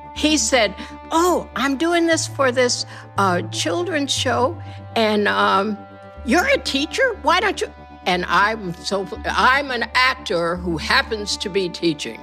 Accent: near Kalamazoo, rural Michigan, United States; moved away as an adult; also born or lived in Kansas / Detroit / New York City; was born in Kansas, but I was raised in rural Michigan, 20 miles from Kalamazoo

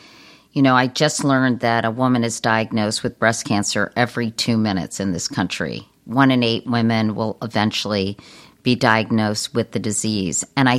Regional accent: Virginia, United States; We did on our kitchen table growing up in Virginia.

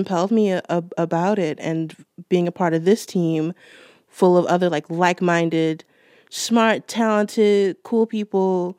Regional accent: Baltimore, Maryland, United States; I'm from Baltimore.

